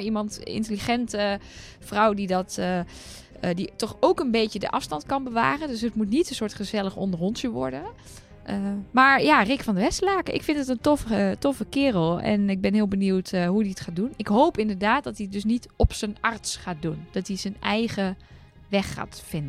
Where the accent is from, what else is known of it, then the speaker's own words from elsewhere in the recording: Netherlands; als Nederlander